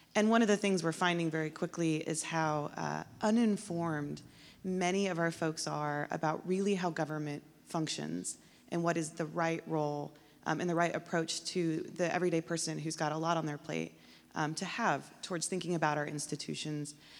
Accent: San Antonio, Texas, United States; moved away as an adult; now in Washington, D.C., United States; I grew up here in San Antonio

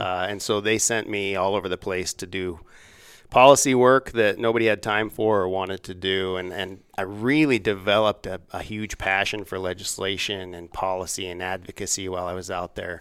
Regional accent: Laramie, Wyoming, United States; moved away as an adult; also born or lived in Washington, D.C.; I'm, I'm from Laramie

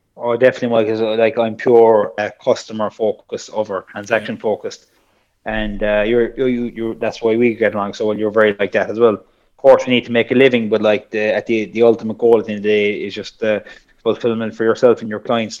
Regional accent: South Kerry, Munster, Ireland; I'm from Sokerry

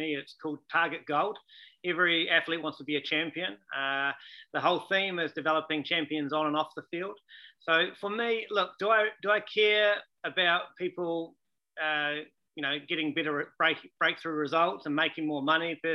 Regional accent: Taranaki, New Zealand; moved away as an adult; also born or lived in South Africa; now in United States; tennis and rugby, obviously being a Kiwi, quite often the big part of your upbringing

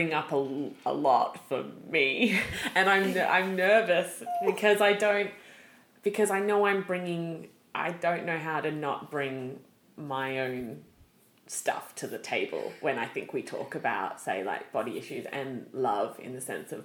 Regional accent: Australia; now in United States; as Australians we glamorize

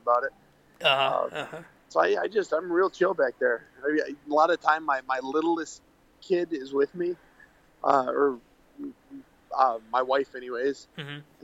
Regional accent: Waterford, Wisconsin, United States; moved away as an adult; now in California, United States; Waterford was great. It was a nice little city. It was about 4,500 people, and it was wonderful. I grew up on Lake Tishigan

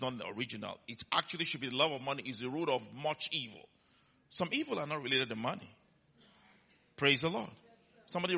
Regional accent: Nigeria; he heard my accent, and he came to me, "Where are you from?" I said, "Nigeria."

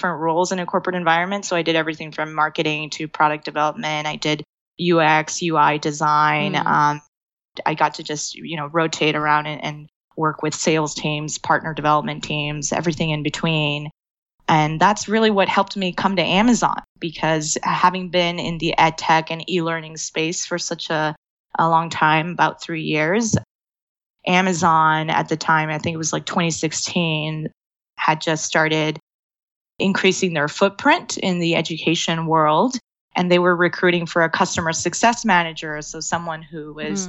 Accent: Rio Grande Valley, Texas, United States; also born or lived in Austin, Texas; I am a native Texan. I was born and raised on the Rio Grande Valley

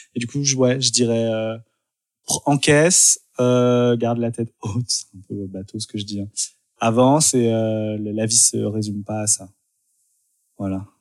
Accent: Dijon, Bourgogne-Franche-Comté, France; also born or lived in Lyon; now in Paris, France; je suis né à Dijon

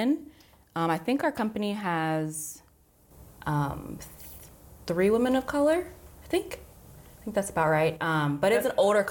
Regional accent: Cincinnati, Ohio, United States; moved away as an adult; also born or lived in Kentucky / Beloit, Wisconsin / Rockford, Illinois; now in Central New York, United States; I was born and raised in Cincinnati. Love me some Cincinnati, Ohio

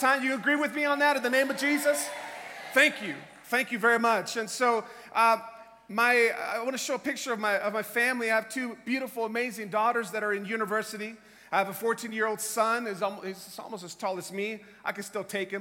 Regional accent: Tampa, Florida, United States; I am from Tampa, Florida in the United States.

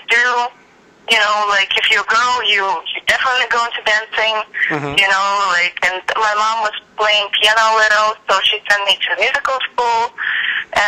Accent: Odesa, Odesa Oblast, Ukraine; moved away as an adult; now in Los Angeles, United States; I'm originally from Odessa, Ukraine. It's a seaport on the Black Sea, and it's where I grew up

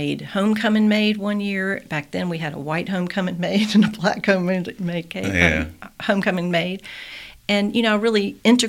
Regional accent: Selma, Alabama, United States; now in Jefferson County, United States; But economically, education-wise, it's sadly very depressed. But it's still my hometown

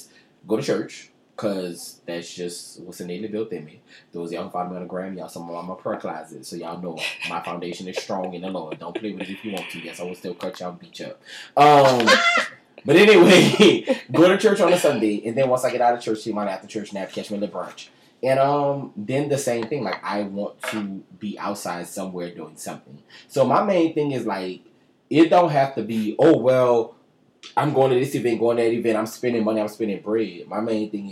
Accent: New Orleans, Louisiana, United States; now in Atlanta, United States; y'all know I'm from New Orleans.

